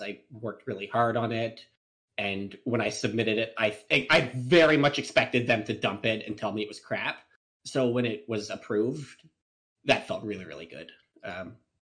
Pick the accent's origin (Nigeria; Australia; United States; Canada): Canada; I'm Canadian, and our national animal here in Canada is beaver